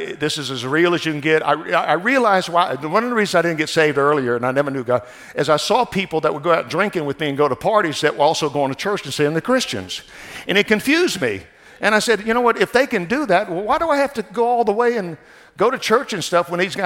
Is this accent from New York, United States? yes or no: no; New Orleans, Louisiana, United States; moved away as an adult; also born or lived in Baton Rouge, Louisiana / Northern California; now in California, United States; I was born in New Orleans, Louisiana, which is now, I heard, the murder capital of the world, and raised down in South Louisiana